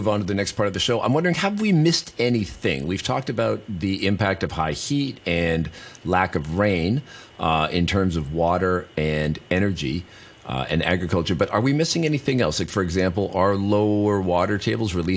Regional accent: British Columbia, Canada; now in Hong Kong; I'm from British Columbia

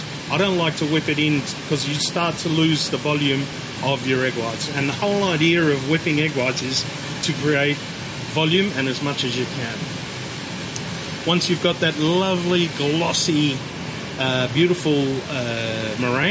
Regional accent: Australia; Being an Australian

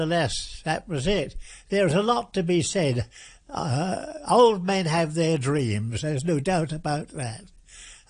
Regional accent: Watton, East of England, United Kingdom; also born or lived in Norwich / Thetford; I was born there at my grandmother's house, and then later, about 3 days later, mother took me to a place called Watton, which is a market town, and she took me back there to my home

